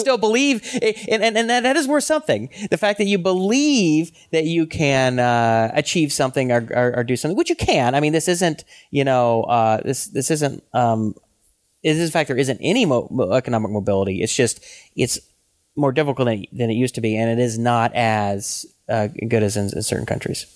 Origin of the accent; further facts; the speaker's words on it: Atlanta, Georgia, United States; also born or lived in Chicago; now in Pasadena, United States; I grew up in Atlanta